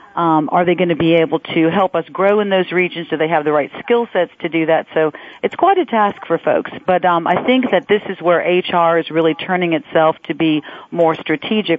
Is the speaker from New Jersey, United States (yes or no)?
no; Louisiana, United States; now in Florida, United States; am from Louisiana